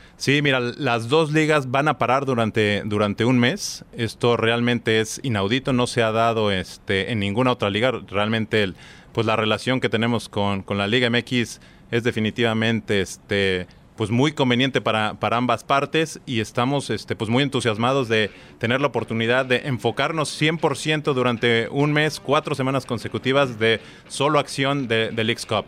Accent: Mexico; soy mexicano

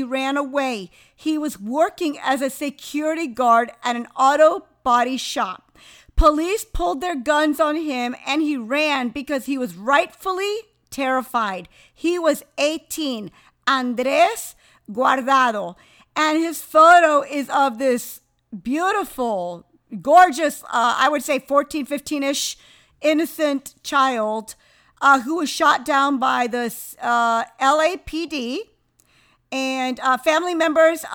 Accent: New York, United States; I'm just a New Yorker through and through

